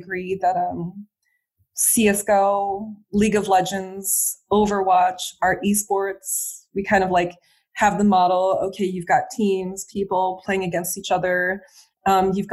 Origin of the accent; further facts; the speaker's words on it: United States; moved away as an adult; now in France; being an American in France